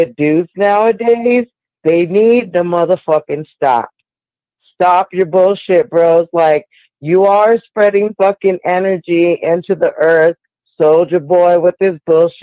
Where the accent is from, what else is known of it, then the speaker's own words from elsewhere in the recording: California, United States; now in Denver, United States; I am from Cali